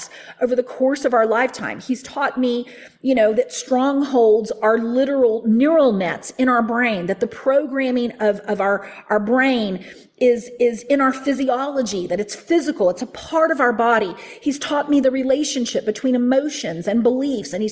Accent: the Bible Belt, United States; I grew up in the Bible Belt.

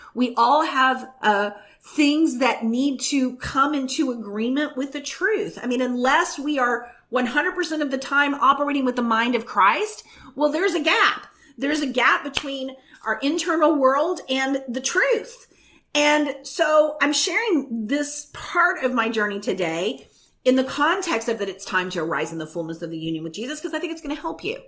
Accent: the Bible Belt, United States; I grew up in the Bible Belt

